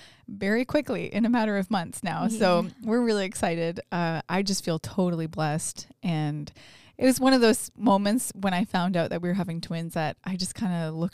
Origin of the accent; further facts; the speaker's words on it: North Bay, Ontario, Canada; now in London, Canada; We, I'm from North Bay, which is very north of London.